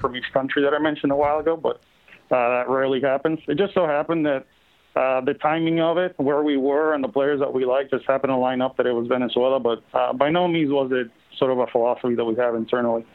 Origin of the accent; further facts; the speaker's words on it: Puerto Rico; I grew up in Puerto Rico